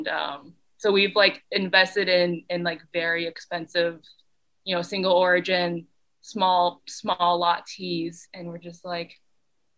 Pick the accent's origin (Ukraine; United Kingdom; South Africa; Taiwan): Taiwan; now in Rochester, United States; I was born in Taiwan